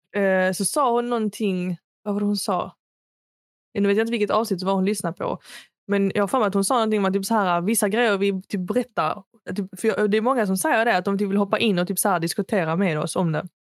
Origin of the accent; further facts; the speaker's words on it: Sweden; jag är svensk, jag är född i Sverige.